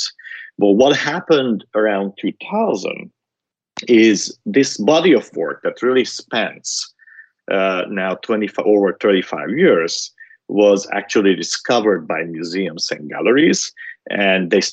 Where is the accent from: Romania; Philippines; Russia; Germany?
Romania; Transylvania; moved away; I grew up in Transylvania, which is in Romania, during the Ceausescu's